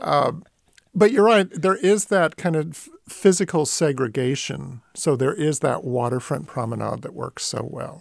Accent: East Bay, San Francisco Bay Area, California, United States; growing up in the Bay Area, the ferry building made less of an impression on me growing up in the East Bay

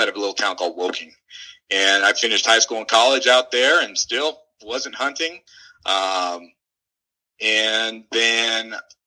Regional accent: Los Angeles, California, United States; born there; also born or lived in Washington; We're kind of a nomadic family. I was born in Los Angeles, moved to Northern California, lived there for a while. We moved on up to Northern Washington, up on the border, just north of a city called Bellingham.

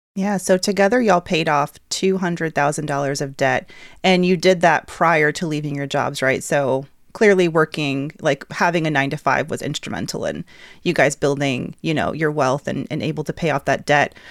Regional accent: Atlanta, Georgia, United States; the Atlanta-based, yes, my hometown

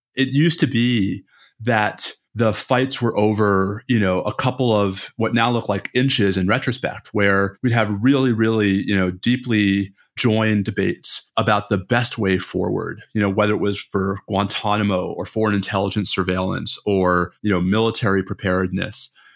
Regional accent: New York, United States; I'm a New Yorker

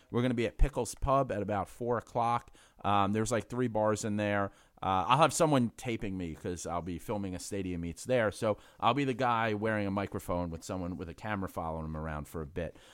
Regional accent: New York City, New York, United States; I'm a Irish guy from the Bronx

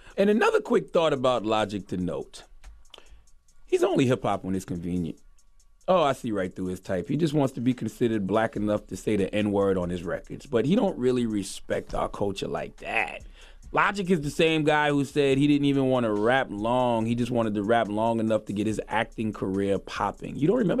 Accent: the South, United States; You like, I'm from the South, so you like just a down

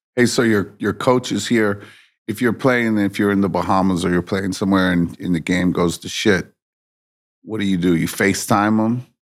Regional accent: Virginia Beach, Virginia, United States; I grew up in Virginia Beach and used to play with Big Bruce Smith

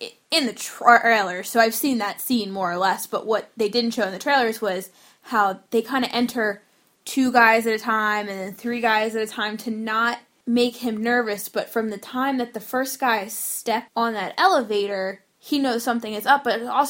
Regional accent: New Jersey, United States; I know we're biased because we're from New Jersey

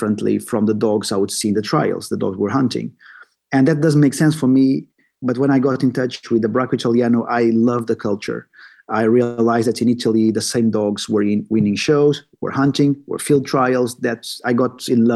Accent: Portugal; moved away as an adult; now in Sweden; I'm originally from Portugal. I just moved to Sweden, the north of Europe, 10 years ago

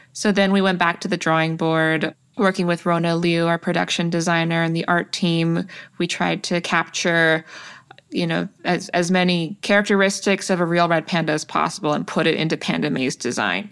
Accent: Toronto, Ontario, Canada; all of the South Asians that I grew up with in Toronto

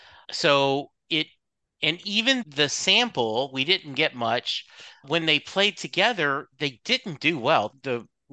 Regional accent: Dallas, Texas, United States; I told you I'm from Dallas.

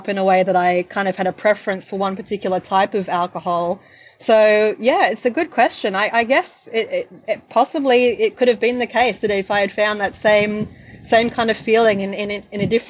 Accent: Sydney, New South Wales, Australia; moved away as an adult; now in Melbourne, Australia; I'm from the North Shore of Sydney, and I went to a private school

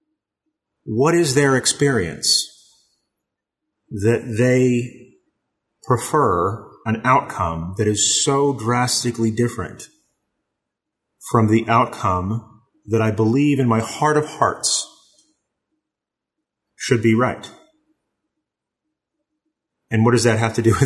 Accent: East Texas, United States; now in Southern California, United States; even though I live in Southern California, I grew up in East Texas

